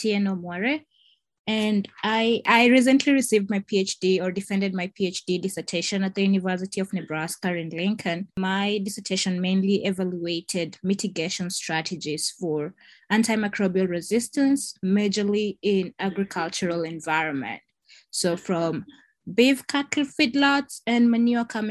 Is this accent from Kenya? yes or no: yes; Kenya; moved away as an adult; now in United States; someone who hails from Africa, I come from Kenya.